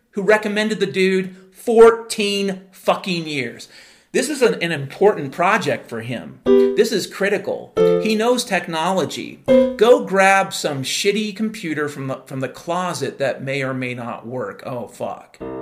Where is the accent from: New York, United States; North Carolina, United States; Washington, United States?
Washington, United States; Mount Vernon; I grew up in Mount Vernon, Washington in the 1970s.